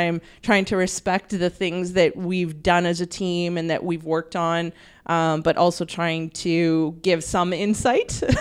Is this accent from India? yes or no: no; Canada